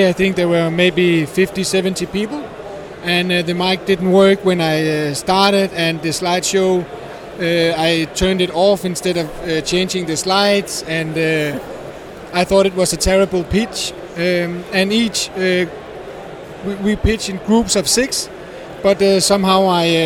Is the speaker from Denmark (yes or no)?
yes; Odense, Southern Denmark, Denmark; We are from Odense in Denmark.